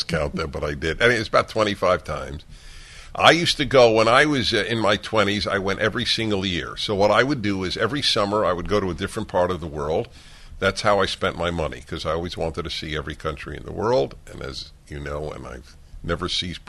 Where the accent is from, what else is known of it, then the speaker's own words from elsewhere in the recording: United States; I'm a man, I'm a Jew, and I'm an American